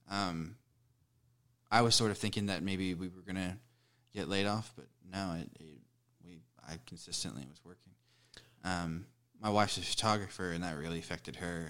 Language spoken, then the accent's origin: English; Denton, Texas, United States; moved away as an adult; now in Fort Worth, United States; I was born in Denton. I've lived in Fort Worth for about ten years.